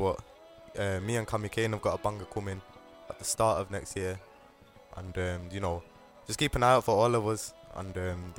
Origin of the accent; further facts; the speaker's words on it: Manchester, North West England, United Kingdom; we're here from Manchester, we're repping it strongly.